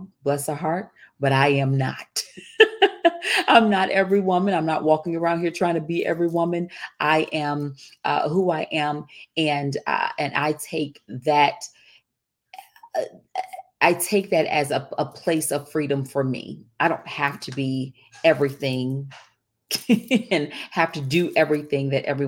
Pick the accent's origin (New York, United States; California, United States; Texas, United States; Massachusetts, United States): Texas, United States; I grew up in the Deep South. And when I say the Deep South, I'm talking about I grew up in Texas